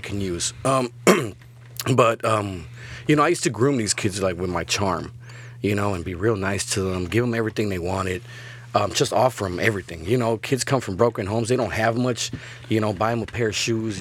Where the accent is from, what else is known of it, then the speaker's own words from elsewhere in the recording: Chicago, Illinois, United States; now in Laredo, United States; I'm from Chicago